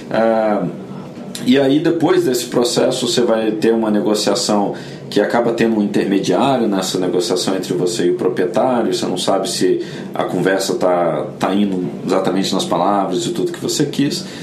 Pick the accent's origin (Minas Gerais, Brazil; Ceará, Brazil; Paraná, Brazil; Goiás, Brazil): Minas Gerais, Brazil; Belo Horizonte; now in São Paulo, Brazil; Eu vim de BH para São Paulo em 2006 e morei em alguns apartamentos aqui.